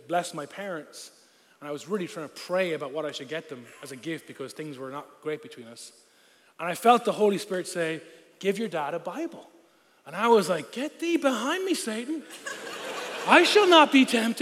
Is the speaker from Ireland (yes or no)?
yes; Ireland; first language Irish; moved away; I'm Irish. Of course I'm Catholic